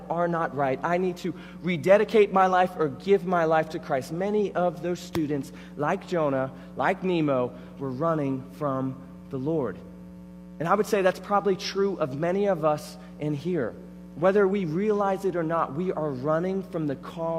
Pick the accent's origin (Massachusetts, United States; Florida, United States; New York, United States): Florida, United States; I grew up in Florida, so I grew up going to Disney